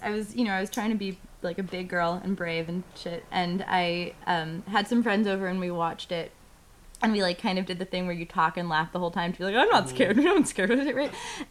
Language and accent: English; New York City, New York, United States; I grew up in New York City, not near any woods